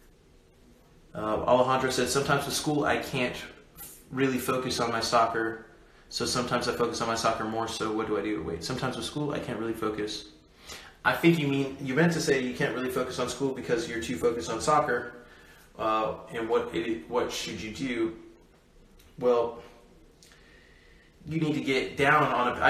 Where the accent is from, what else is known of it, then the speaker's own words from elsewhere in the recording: United States; I was born in America.